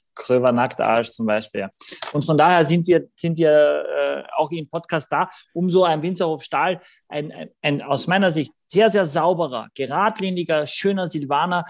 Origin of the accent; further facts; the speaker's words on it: Gallizien, Carinthia, Austria; mein Heimatort ist Galizien in Österreich mit zwei L